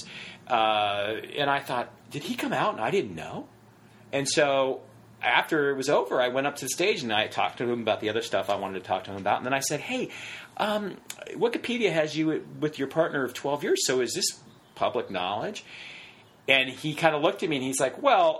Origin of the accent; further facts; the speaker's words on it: Westminster, California, United States; I grew up in Orange County.